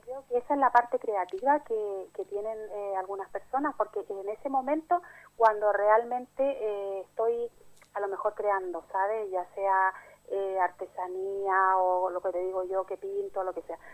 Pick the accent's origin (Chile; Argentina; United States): Chile; also born or lived in Altea, Spain; now in Spain; mi país, en Chile